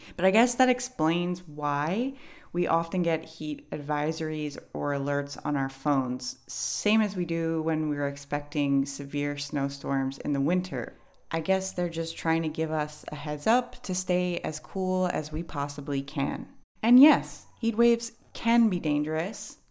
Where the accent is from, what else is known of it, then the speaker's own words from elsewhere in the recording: New York City, New York, United States; now in Hawaii, United States; When I was a kid growing up in New York City